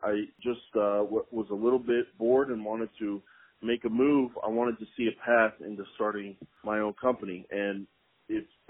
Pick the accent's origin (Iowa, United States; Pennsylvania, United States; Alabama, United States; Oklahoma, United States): Oklahoma, United States; Tulsa; moved away as an adult; also born or lived in Stillwater, Oklahoma; now in Oklahoma City, United States; I am from Tulsa, Oklahoma, and in my 30 years of life, I've ventured all the way to Oklahoma City, Oklahoma. So that's where I live now.